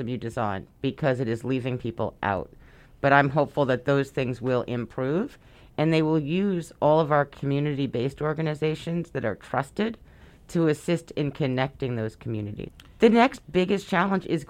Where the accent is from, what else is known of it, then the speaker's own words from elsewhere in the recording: New York City, New York, United States; I was born and raised in Brooklyn